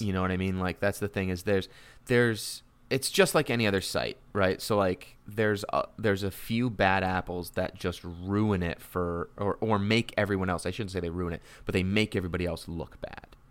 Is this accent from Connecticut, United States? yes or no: yes; Connecticut, United States; I'm from Connecticut